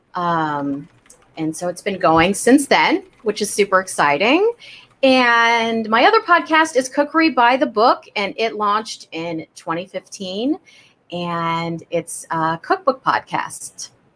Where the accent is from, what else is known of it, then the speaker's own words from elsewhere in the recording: Kansas City, United States; I grew up in Kansas City